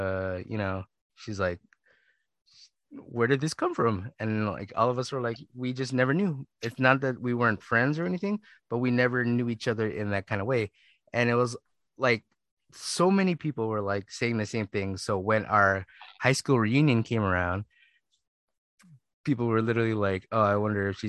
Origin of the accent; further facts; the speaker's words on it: Philippines; I listen to a lot of hip hop and, you know, slow jams because I'm Filipino.